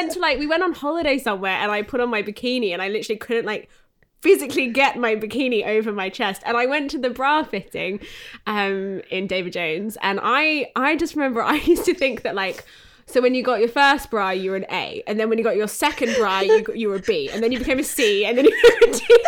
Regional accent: Australia; moved away as an adult; now in United Kingdom; growing up in Australia

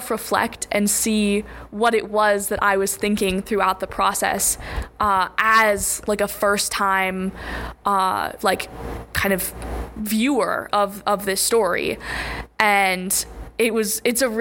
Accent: Denver, Colorado, United States; moved away; I'm from Denver, Colorado

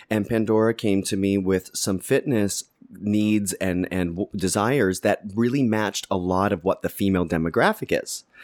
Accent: Canada; Uh, well, I'm from Canada, small town.

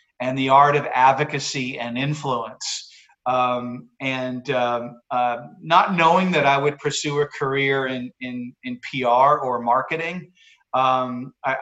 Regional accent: Massachusetts, United States; moved away as an adult; also born or lived in Basking Ridge, New Jersey; growing up in Massachusetts

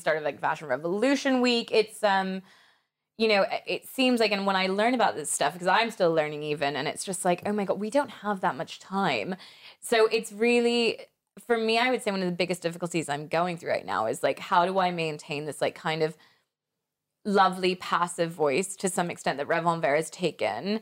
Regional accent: United States; moved away as an adult; also born or lived in Paris, France; when I was growing up in America and going to the mall every weekend

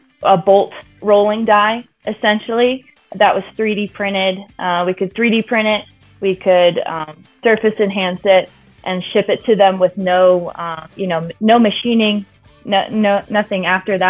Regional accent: Chicago, Illinois, United States; moved away as an adult; also born or lived in Colorado; I grew up in the Chicago area, born to two engineers

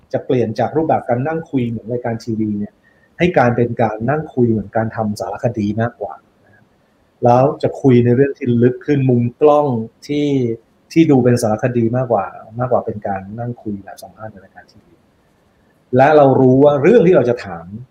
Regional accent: Isan, Thailand; ผมเป็นคนอีสาน

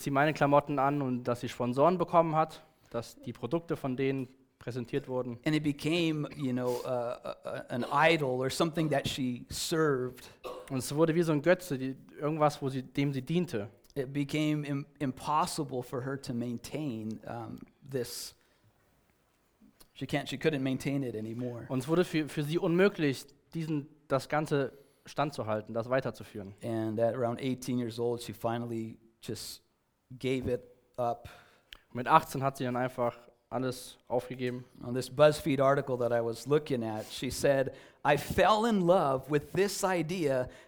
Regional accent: California, United States; For me, as as I was growing up in Southern California

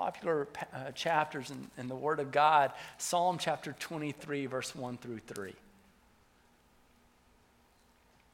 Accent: the South, United States; I was from the South, so the accent would come back out

